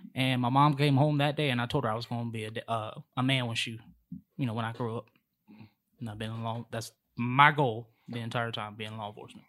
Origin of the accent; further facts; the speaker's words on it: Charlotte, North Carolina, United States; I'm from Charlotte. Mm-hmm. Uh, was raised on the east side.